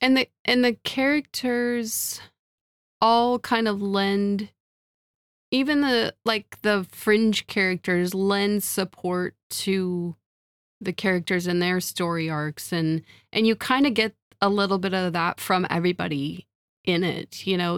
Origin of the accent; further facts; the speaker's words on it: Midwest, United States; I'm a Midwesterner